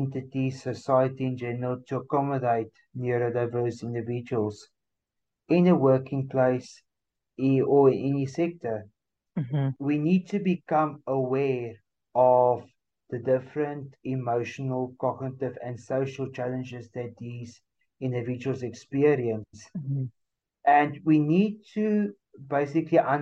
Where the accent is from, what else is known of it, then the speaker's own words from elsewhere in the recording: South Africa; I'm talking only from South Africa